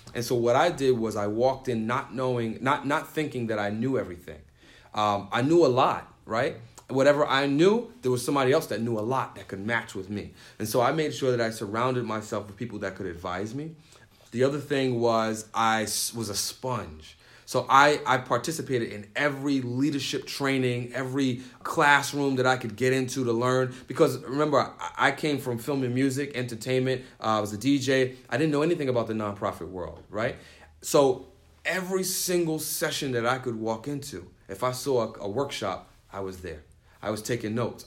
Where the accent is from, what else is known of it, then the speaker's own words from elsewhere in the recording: New York City, New York, United States; moved away as an adult; now in Syracuse, United States; I grew up in the Bronx and I grew up poor